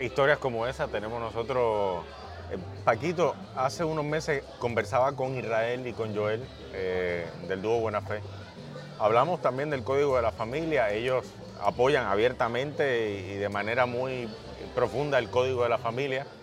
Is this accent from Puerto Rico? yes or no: yes; Puerto Rico; vivimos nosotros los puertorriqueños